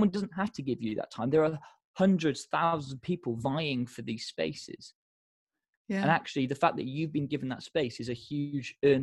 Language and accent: English; United Kingdom; we're very British about it